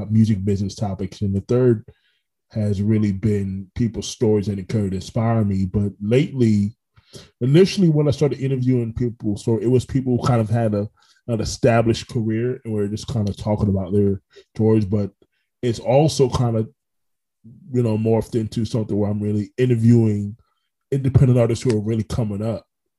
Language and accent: English; Orlando, Florida, United States; also born or lived in Brooklyn, New York; I'm natively from Brooklyn, but like I lived there for about 7 years. But I mean, Orlando's home for me.